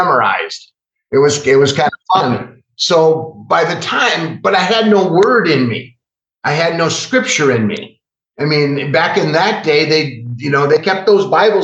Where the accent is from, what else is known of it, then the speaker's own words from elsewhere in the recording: Milwaukee, Wisconsin, United States; also born or lived in Brookfield, Wisconsin; I'm actually born and raised in Milwaukee, and I've been here all my life. I grew up in the western suburbs in Brookfield